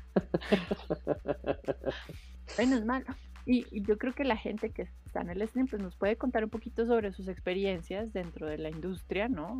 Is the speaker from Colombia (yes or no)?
yes; Colombia